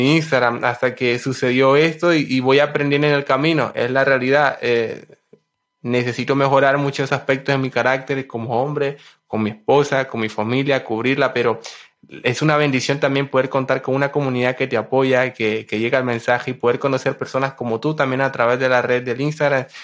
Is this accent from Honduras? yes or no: yes; Honduras; yo nací en Honduras el 9 de marzo de 1995.